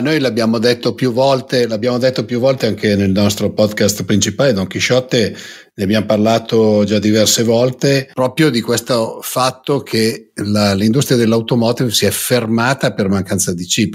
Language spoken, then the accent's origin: Italian; Lombardy, Italy; io che vengo dalla Lombardia